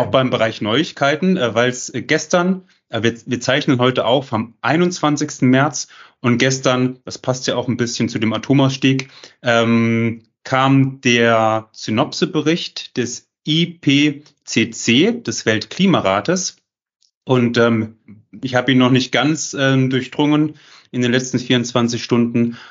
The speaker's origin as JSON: {"language": "German", "town": "Jena", "region": "Thuringia", "country": "Germany", "said": "dass ich aus Jena komme"}